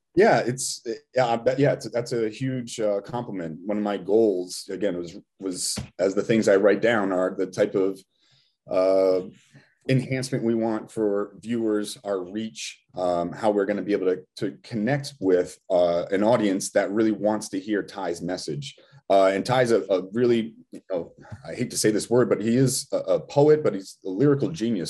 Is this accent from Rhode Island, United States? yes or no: yes; Rhode Island, United States; we're still from Rhode Island